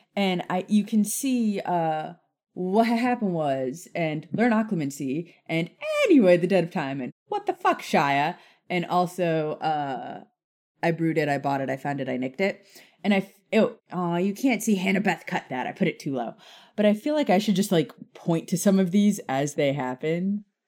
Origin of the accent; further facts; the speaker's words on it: Key West, Florida, United States; now in Nashville, United States; I grew up in Key West